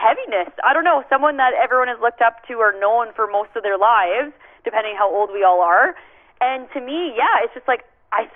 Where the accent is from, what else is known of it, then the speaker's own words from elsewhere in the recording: Canada; as a Canadian